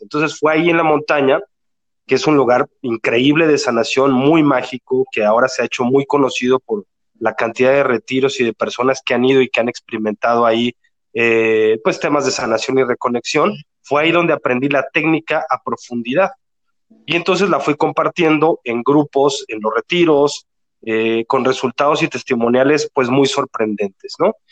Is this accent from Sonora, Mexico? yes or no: no; Mexico City, Mexico; now in Guadalajara, Mexico; Vivo en Guadalajara, yo soy de Ciudad de México, pero vivo en Guadalajara